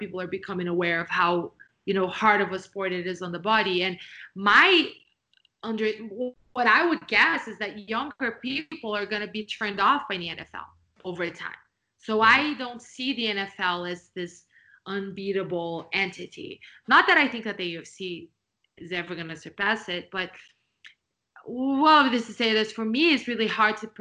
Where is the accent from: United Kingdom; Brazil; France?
Brazil; I was born and raised in Brazil.